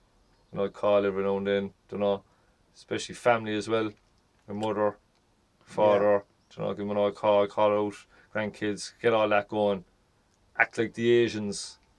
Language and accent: English; Ireland; I'm from Ireland